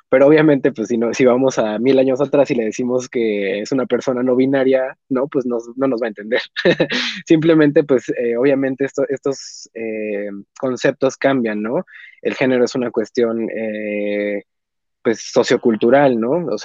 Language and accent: Spanish; Mexico; nosotros somos de México